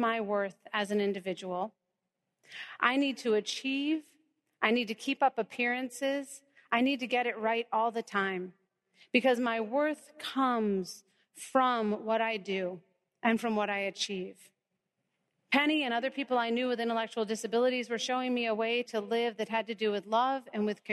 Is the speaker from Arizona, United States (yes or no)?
no; North Carolina, United States; that town where I grew up in North Carolina